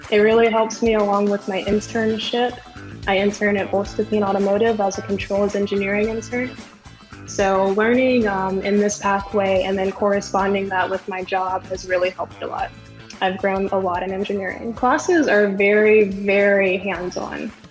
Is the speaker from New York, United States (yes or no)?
no; Cartersville, Georgia, United States; I am from Cartersville, Georgia. I graduated from Woodland High School.